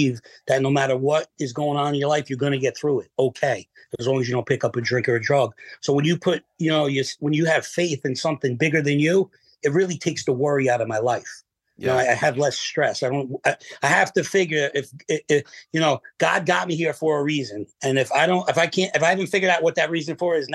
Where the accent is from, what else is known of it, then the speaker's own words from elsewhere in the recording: Manalapan, New Jersey, United States; I live only less than a mile from where I grew up in Manalapan.